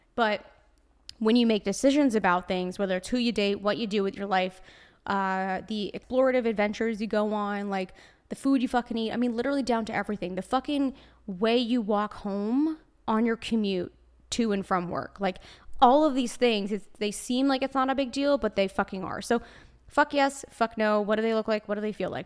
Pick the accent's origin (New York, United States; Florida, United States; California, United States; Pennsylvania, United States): New York, United States; accent: Brooklyn; I'm a New Yorker, so naturally, it's part of my blood.